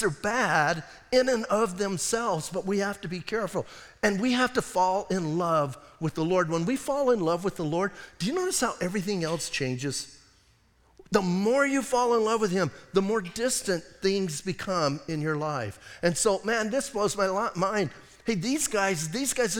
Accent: United States; we're American

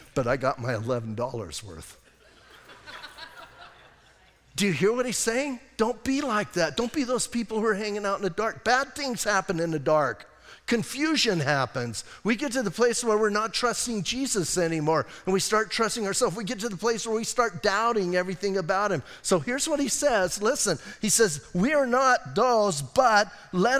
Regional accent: Bisbee, Arizona, United States; I'm from Bisbee.

